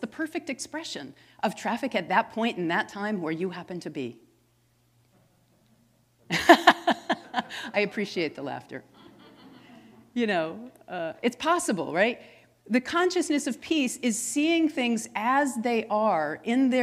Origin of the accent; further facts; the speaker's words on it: Massachusetts, United States; I'm from Massachusetts